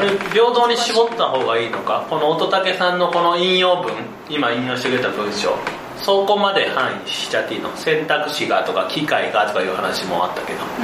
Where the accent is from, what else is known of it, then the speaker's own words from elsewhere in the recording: Osaka, Japan; 僕だから大阪とかで生まれてるから、電車めっちゃ走ってるじゃん